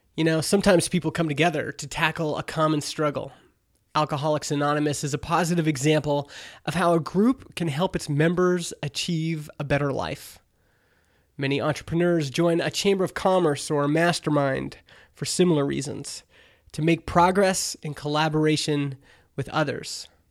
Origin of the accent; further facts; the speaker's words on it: Canada; I'm Canadian